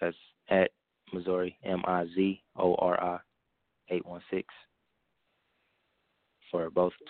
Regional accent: Kansas City, Missouri, United States; also born or lived in Atlanta; I'm calling from Atlanta. I'm from Kansas City, but I'm calling from Atlanta right now.

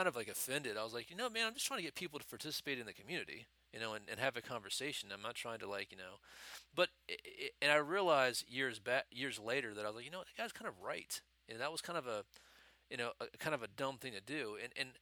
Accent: United States; as an American, there's a culture of materialism

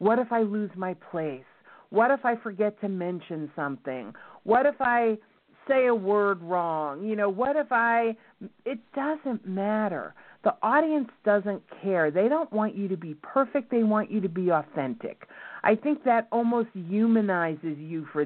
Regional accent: New York, United States; accent: New York; my New York accent

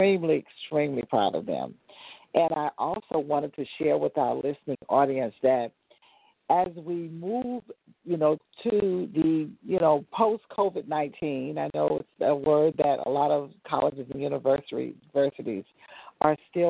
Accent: South Carolina, United States; now in Atlanta, United States; I'm originally from South Carolina

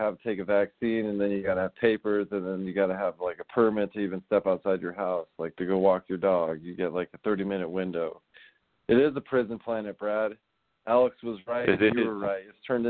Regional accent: Netherlands; I'm from Holland. Isn't that weird?

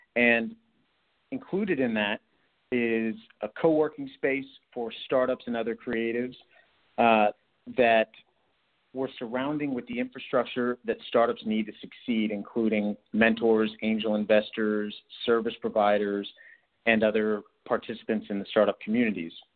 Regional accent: Houston, Texas, United States; I was born and raised in Houston

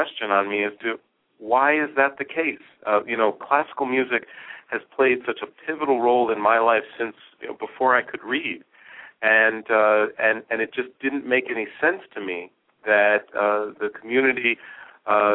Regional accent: Hershey, Pennsylvania, United States; moved away as an adult; also born or lived in New York / Michigan; now in Detroit, United States; growing up, I was always either the only minority or one of less than a handful. Initially in New York, and then when I was 10 years old, moved to Hershey, Pennsylvania

